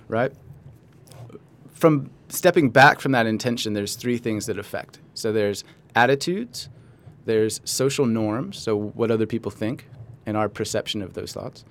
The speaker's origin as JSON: {"language": "English", "town": "Los Angeles", "region": "California", "country": "United States", "tie": "born or raised there", "also_born_or_lived": "Santa Barbara / Australia", "said": "I was born in Los Angeles"}